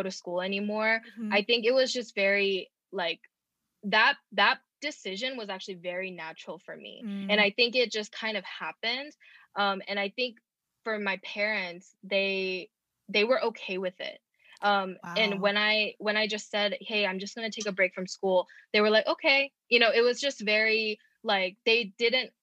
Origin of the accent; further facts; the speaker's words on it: Georgia, United States; also born or lived in Los Angeles, California / Rowland Heights, California; I was born in LA and uh-huh. then but we moved here when I was really young, like 3 years old. So I pretty much grew up in Georgia